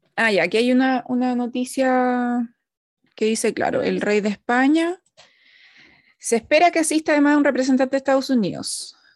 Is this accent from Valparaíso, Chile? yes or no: no; Santiago, Santiago Metropolitan Region, Chile; nosotras que somos todas de Santiago